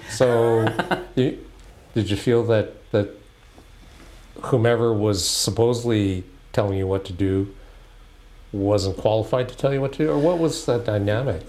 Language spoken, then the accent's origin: English; Halifax, Nova Scotia, Canada; I grew up in Halifax